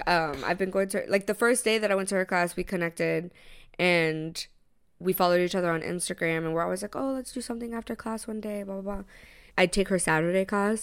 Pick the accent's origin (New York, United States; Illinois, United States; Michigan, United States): New York, United States; being a New Yorker